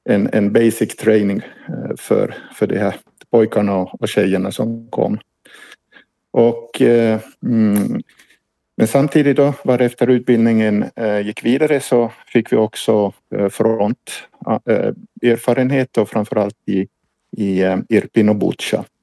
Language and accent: Swedish; Ostrobothnia, Finland; now in Ukraine; Mm, jag, jag, jag är ursprungligen finsk